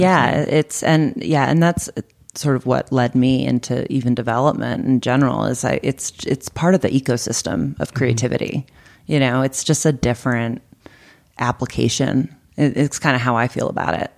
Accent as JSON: {"language": "English", "town": "Boston", "region": "Massachusetts", "country": "United States", "moved": "yes", "lives_now": "Arizona, United States", "said": "I'm from Boston"}